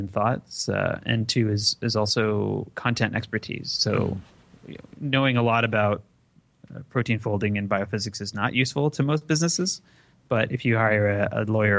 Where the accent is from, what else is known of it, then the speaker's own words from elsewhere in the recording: Detroit, Michigan, United States; I grew up in Detroit, so I would go to Toronto a lot.